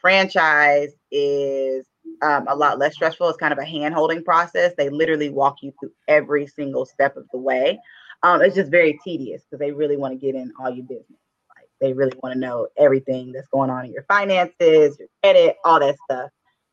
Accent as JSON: {"language": "English", "town": "Dallas", "region": "Texas", "country": "United States", "tie": "born or raised there", "also_born_or_lived": "Houston, Texas / Virginia", "said": "born and raised in Dallas, Texas. Went to high school and elementary school in Oak Cliff"}